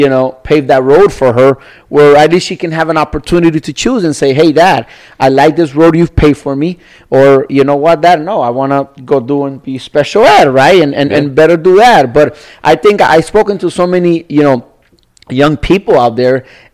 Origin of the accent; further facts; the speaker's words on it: Nicaragua; So as a little kid, I was maybe 4 or 5. I was a kid, you know, I'm from Nicaragua.